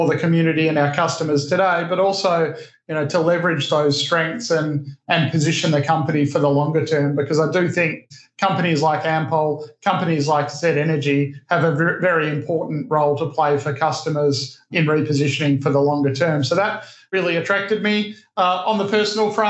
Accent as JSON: {"language": "English", "town": "Perth", "region": "Western Australia", "country": "Australia", "tie": "born or raised there", "moved": "as an adult", "said": "I grew up in Australia, grew up in Western Australia in Perth."}